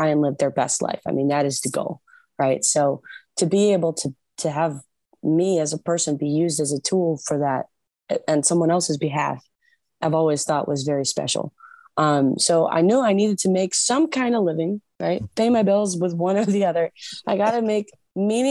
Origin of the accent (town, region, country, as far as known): Michigan, United States